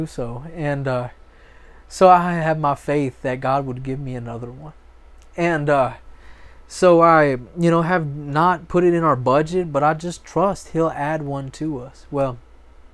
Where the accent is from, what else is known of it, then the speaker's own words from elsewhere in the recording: Florida, United States; moved away; also born or lived in Oklahoma; I'm a Florida boy. I'm from Florida